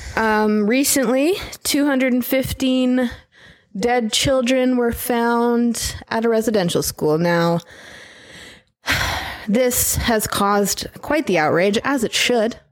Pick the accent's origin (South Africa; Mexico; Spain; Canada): Canada; North Battleford, Saskatchewan; I come from North Battleford and I drove a res rocket as they called it